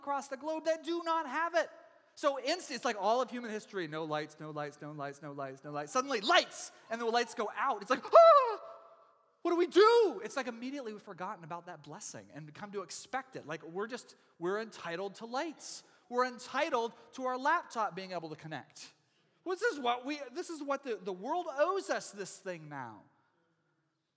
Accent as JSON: {"language": "English", "region": "Texas", "country": "United States", "moved": "yes", "lives_now": "Oregon, United States", "said": "I come from Texas, and we have real Texas-sized storms and tornado warnings every spring"}